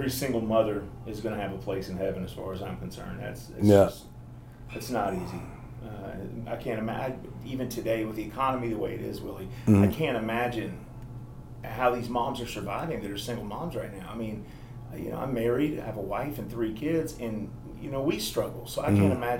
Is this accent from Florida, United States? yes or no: no; Lexington, Kentucky, United States; moved away; also born or lived in Cincinnati / Los Angeles; I was from Lexington, and then I moved to Cincinnati